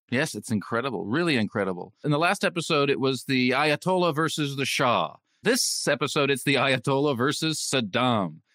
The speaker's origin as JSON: {"language": "English", "region": "California", "country": "United States", "tie": "born or raised there", "said": "growing up in California"}